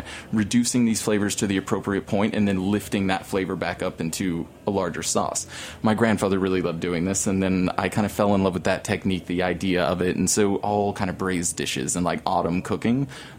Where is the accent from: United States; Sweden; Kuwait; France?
United States; Texas; now in Los Angeles, United States; I'm from Texas. You know, I grew up in Texas. Grandfather's French, grandmother's French.